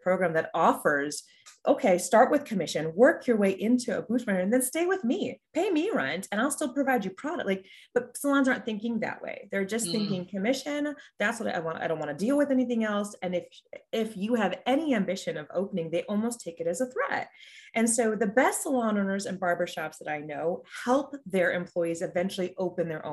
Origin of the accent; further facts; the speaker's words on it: Florida, United States; So I grew up in Florida. All of my work was in Florida.